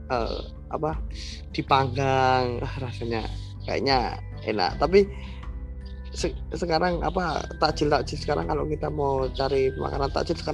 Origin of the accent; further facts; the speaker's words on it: Yogyakarta, Special Region of Yogyakarta, Indonesia; menurut kita orang Jogja sebenarnya uh, eh, dari dua tahun yang lalu kita pun udah ke sana